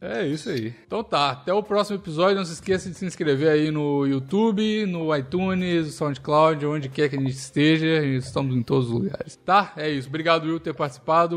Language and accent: Portuguese; Minas Gerais, Brazil; nascido e criado em Minas